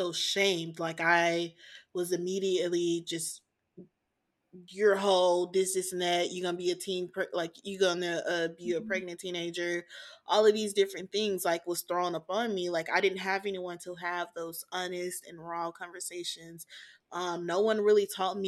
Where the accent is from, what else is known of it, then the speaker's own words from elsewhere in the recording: the South, United States; I was born in the South, and so I was only taught no sex or save sex for your husband